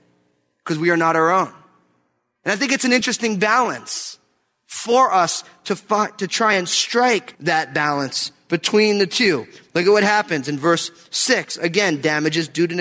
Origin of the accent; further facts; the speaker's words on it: New Jersey, United States; moved away; I'm from New Jersey. We don't really do chainsaws where I'm from